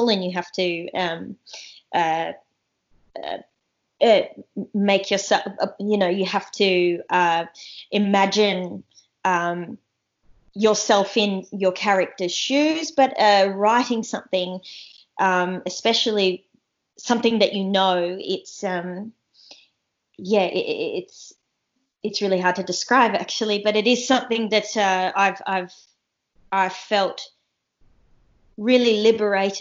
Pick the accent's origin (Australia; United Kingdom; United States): Australia; Darwin, Northern Territory; moved away as an adult; also born or lived in Kakadu; now in Sydney, Australia; I grew up in I grew up in Darwin, and I grew up in Kakadu.